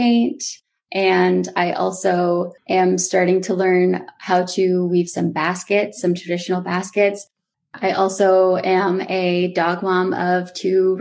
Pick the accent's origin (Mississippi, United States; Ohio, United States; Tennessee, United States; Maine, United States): Maine, United States; Old Town; I did grow up on the Penobscot Nation, or otherwise known as Indian Island, which is a small island located in Old Town, Maine.